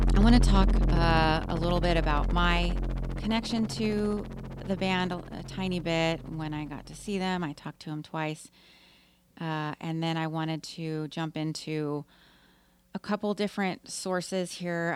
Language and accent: English; Austin, Texas, United States; Austin's my hometown